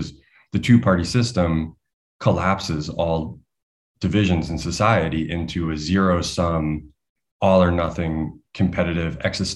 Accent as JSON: {"language": "English", "country": "United States", "said": "as an American"}